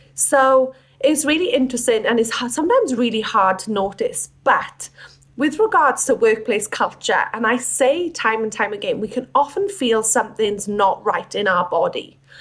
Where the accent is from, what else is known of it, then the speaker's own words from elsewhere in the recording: Wales, United Kingdom; moved away as an adult; now in Australia; I wasn't born in Australia. I'm from Wales. And I came to Australia in 2013